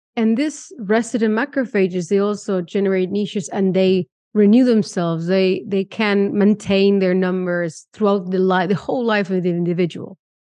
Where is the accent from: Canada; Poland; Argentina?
Argentina; moved away; I come from Argentina